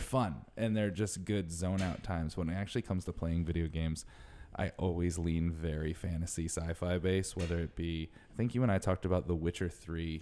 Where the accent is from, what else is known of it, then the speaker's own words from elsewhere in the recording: New England, United States; I grew up in New England